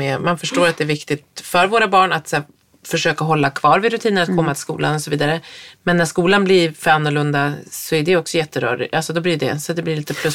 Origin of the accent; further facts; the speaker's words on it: Härnösand, Västernorrland County, Sweden; moved away; I Härnösand, när man på 80-talet gick i skolan, då hade man en mat mattant